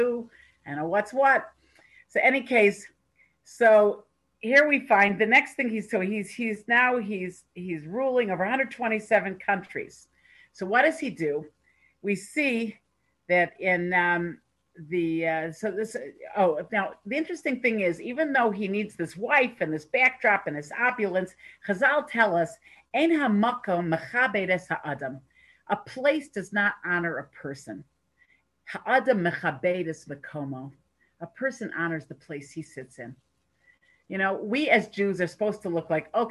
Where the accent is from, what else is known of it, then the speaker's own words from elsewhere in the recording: United States; now in Toronto, Canada; I'm living here in Toronto, but I am an American